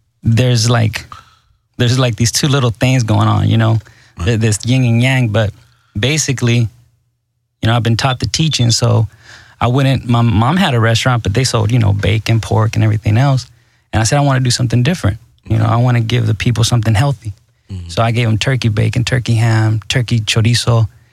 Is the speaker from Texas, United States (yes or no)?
yes; Houston, Texas, United States; also born or lived in Mexico; I grew up here mostly in Houston, Texas